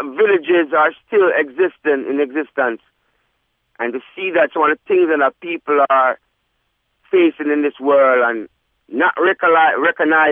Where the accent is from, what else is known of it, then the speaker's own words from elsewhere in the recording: Jamaica; now in United States; I come from Jamaica and the hills. I was born with goats